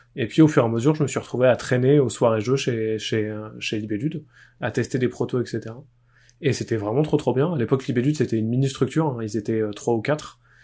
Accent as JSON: {"language": "French", "town": "Poitiers", "region": "Nouvelle-Aquitaine", "country": "France", "tie": "born or raised there", "said": "j'ai été joueur, arbitre et organisateur de tournois à Poitiers là où j'ai grandi"}